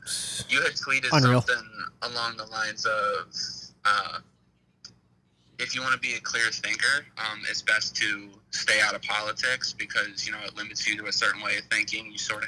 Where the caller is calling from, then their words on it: Hershey, Pennsylvania, United States; I'm from right around Harrisburg, Hershey area in Pennsylvania.